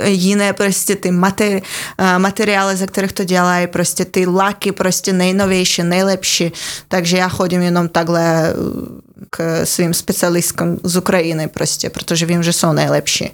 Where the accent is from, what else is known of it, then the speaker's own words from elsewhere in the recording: Siberia, Russia; accent: Russian; Czech is a second language; now in Czech Republic; jsem vyrůstala na Sibíři a ano, je mi to úplně jedno, že je to, je to slyšet